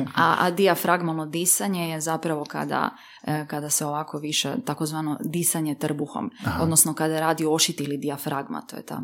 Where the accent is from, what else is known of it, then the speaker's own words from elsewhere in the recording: Livno, Federation of Bosnia and Herzegovina, Bosnia & Herzegovina; sam ja porijeklom iz Livna